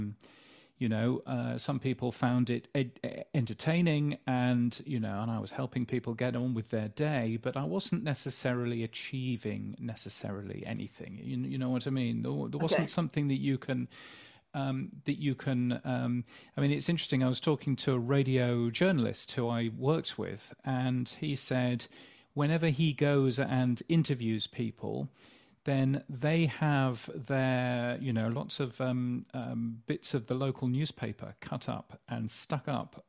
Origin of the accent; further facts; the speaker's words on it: Yorkshire and the Humber, United Kingdom; also born or lived in Hammersmith, London; now in Australia; I was born in London, actually, but I grew up in Yorkshire.